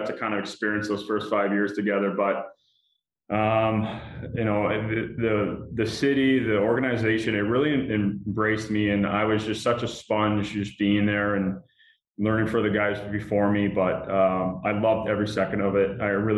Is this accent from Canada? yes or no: yes; Canada; being a Canadian kid, you played hockey in the winters, and I was big into soccer and in the summers.